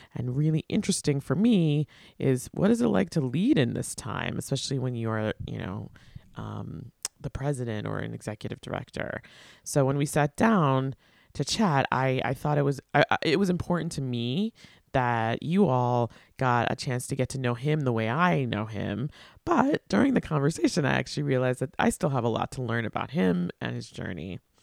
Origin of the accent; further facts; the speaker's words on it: Long Island, New York, United States; I grew up in Long Island, but also the daughter of a public school teacher